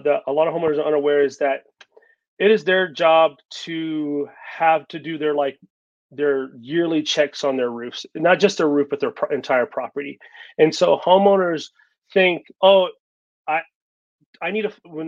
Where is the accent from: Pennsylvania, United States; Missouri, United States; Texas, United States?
Texas, United States; moved away as an adult; now in Colorado, United States; I'm originally from Texas, but I moved here about in 2018